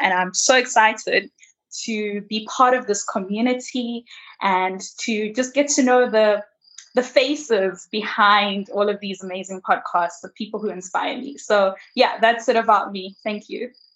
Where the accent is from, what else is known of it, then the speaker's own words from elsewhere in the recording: Malawi; moved away as an adult; now in South Africa; I am from Malawi, but I'm currently based in South Africa where I am doing my PhD